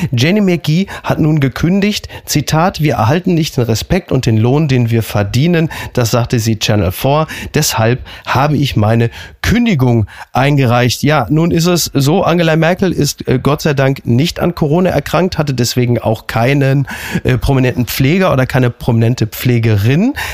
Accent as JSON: {"language": "German", "area": "Ruhr area", "region": "North Rhine-Westphalia", "country": "Germany", "tie": "born or raised there", "said": "ich bin ja ein Kind des Ruhrgebietes"}